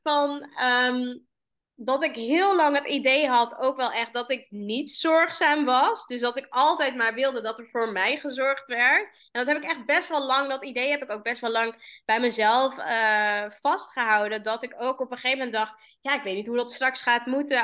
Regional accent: Amsterdam, North Holland, Netherlands; Waar kom ik vandaan? Ik kom uit eh, Amsterdam

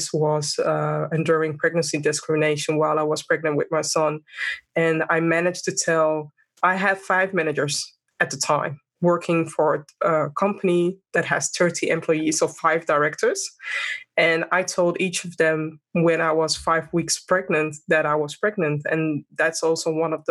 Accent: Amsterdam, North Holland, Netherlands; born and raised in Amsterdam, and I have a Ghanaian background.

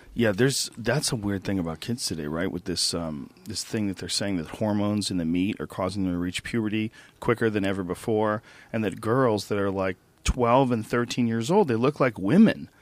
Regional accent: New Jersey, United States; moved away; also born or lived in Boston / New Rochelle, New York; I was born in New Jersey.

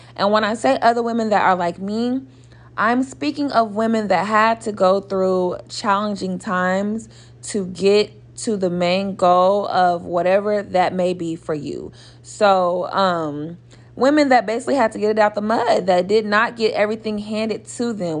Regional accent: Oklahoma City, Oklahoma, United States; I'm from Oklahoma City, Oklahoma, born and raised

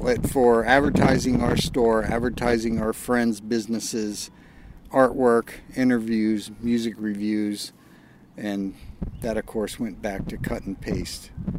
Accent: Virginia, United States; I was born here in Virginia, grew up here building ramps and skateboarding

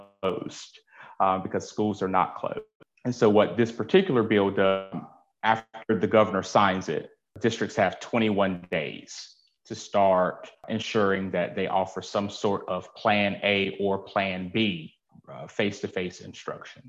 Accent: Nash County, North Carolina, United States; now in Greenville, United States; I am from Nash County. I currently live in Greenville, North Carolina.

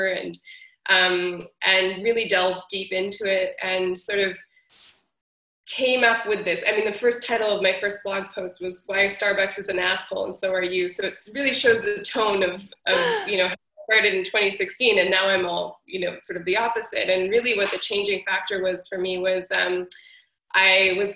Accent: Treaty 1 territory, Manitoba, Canada; I was born on Treaty 1 territory in the country now known as Canada

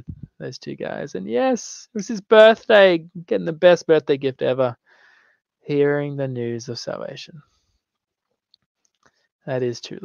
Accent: Australia; I'm from Australia.

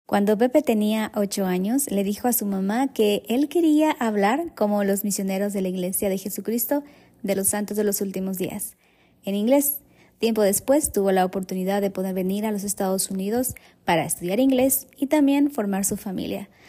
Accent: Ecuador; now in United States; soy de Ecuador, pero me mudé a otro país

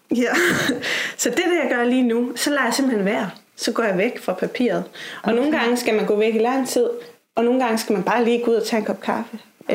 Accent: Aarhus, Central Denmark Region, Denmark; jeg er fra Aarhus. Og øh, er et datter af en vestjysk mor og en tunesisk far. Og så er jeg opvokset i øh, sådan lidt flippet miljø øh, på en skole i Aarhus

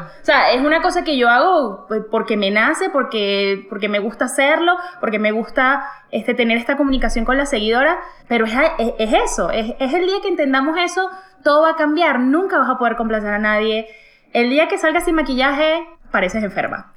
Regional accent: Venezuela; moved away; yo en mi país, Venezuela

